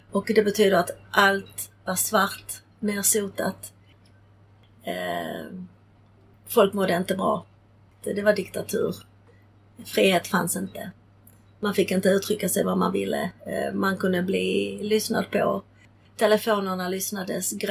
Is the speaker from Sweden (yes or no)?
no; Prague, Czechia; born there; För då föddes jag eh, och var ett halvår när min mamma höll mig i sin famn i Prag och ryssarna rullade in eh, mot tjeckernas vilja. Så jag föddes 1968.